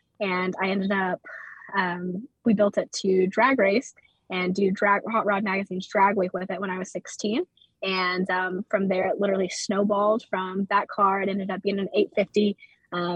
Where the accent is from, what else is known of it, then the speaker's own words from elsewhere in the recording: Arkansas, United States; I am from Arkansas, 24 years old